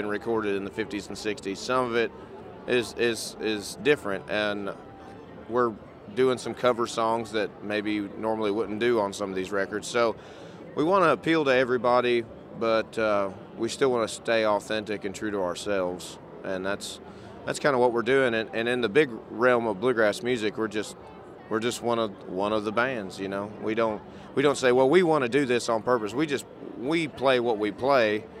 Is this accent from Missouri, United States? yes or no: yes; Missouri, United States; I'm from Missouri